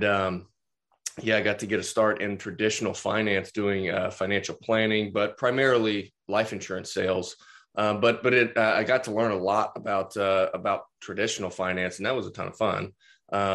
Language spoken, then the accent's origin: English; Tulsa, Oklahoma, United States; also born or lived in upstate New York; I'm from Tulsa, Oklahoma